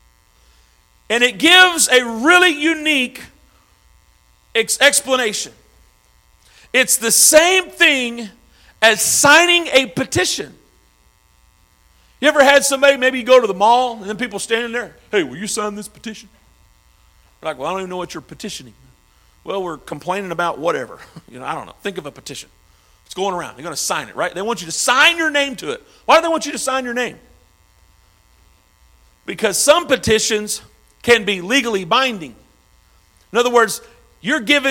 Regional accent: Arkansas, United States; now in St. Louis, United States; I'm from Arkansas

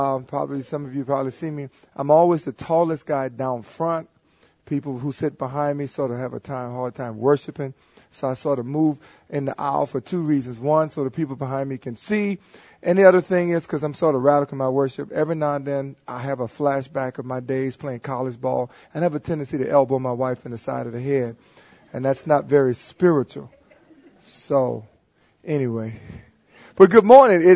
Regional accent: New Orleans, Louisiana, United States; I grew up in New Orleans and probably one of the most dangerous sections of New Orleans, the lower Ninth Ward.

